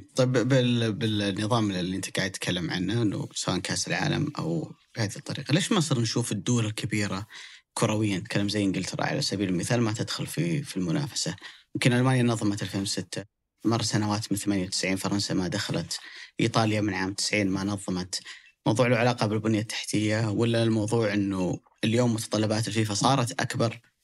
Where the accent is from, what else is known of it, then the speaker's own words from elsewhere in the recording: Saudi Arabia; احنا اليوم كسعوديين